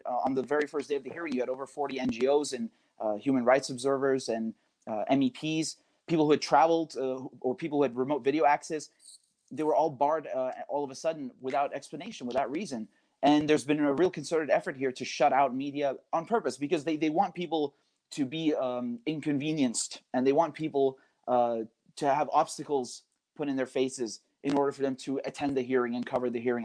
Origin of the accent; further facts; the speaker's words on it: United Kingdom; I'm a British citizen